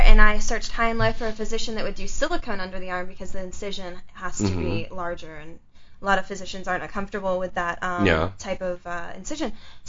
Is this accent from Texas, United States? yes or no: no; Upstate New York, United States; moved away; also born or lived in South Georgia